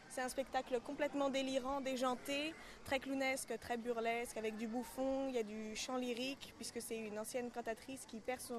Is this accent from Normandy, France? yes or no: yes; Normandy, France; now in Paris, France; Je viens de Normandie à la base et je vis à Paris maintenant.